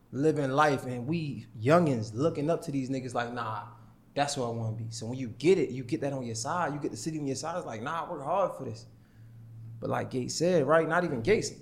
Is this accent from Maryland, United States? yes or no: yes; Baltimore, Maryland, United States; 'cause I'm from Baltimore